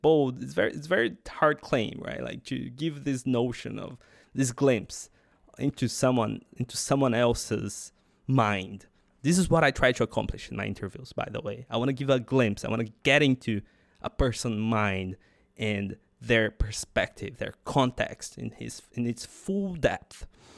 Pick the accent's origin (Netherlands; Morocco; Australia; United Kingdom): Australia; So, I mean, I'm an Australian.